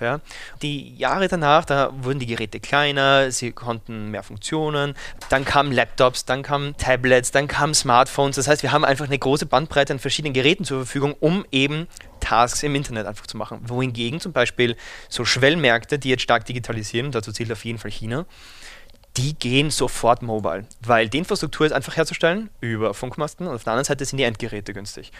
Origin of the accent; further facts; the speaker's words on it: Vienna, Austria; Ich Komme ursprünglich aus Wien